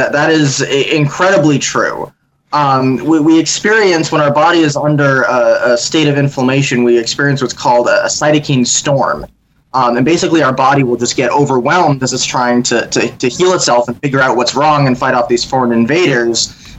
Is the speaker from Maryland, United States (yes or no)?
no; Connecticut, United States; But I'm originally from Connecticut, so most of the people that I've worked with are there.